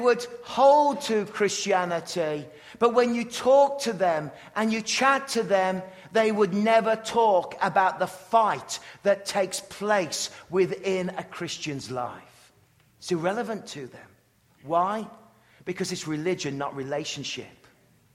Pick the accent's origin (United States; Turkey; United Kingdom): United Kingdom; England; growing up in England